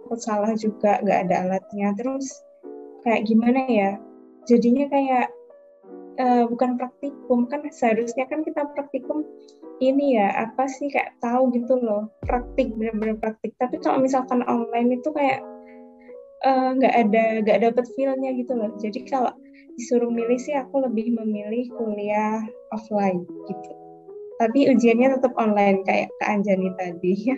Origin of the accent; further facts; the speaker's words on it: Banyuwangi, East Java, Indonesia; moved away as an adult; now in Jember, Indonesia; Kalau aku sendiri dari Banyuwangi